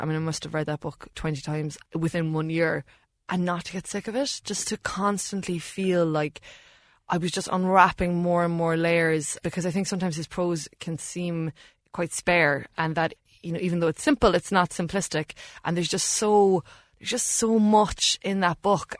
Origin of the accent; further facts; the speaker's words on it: Ireland; Growing up in Ireland